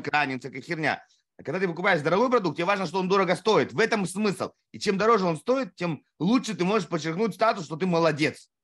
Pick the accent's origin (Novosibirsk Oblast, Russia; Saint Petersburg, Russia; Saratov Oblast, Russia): Saratov Oblast, Russia; Saratov; moved away; Я сам из Саратова